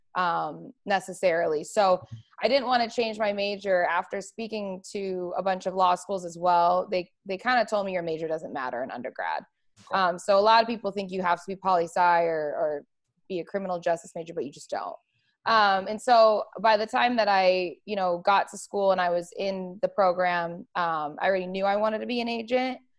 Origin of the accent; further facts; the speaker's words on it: Arizona, United States; moved away as an adult; also born or lived in California; now in Las Vegas, United States; I grew up in Arizona, um, spent my whole life out there